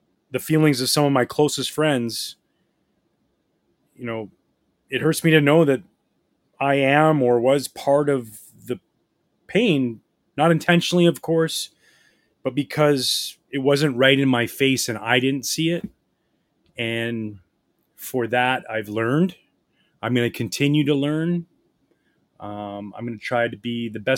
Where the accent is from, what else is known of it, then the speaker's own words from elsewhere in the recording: just outside of Vancouver, BC, British Columbia, Canada; I grew up in the Pacific Northwest, just outside of Vancouver, BC